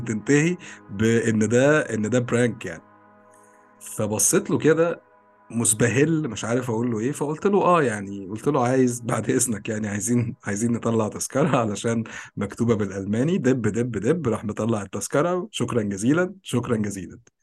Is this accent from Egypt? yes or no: yes; Egypt; moved away; انت مصري وانا مصري وعايشين في مصر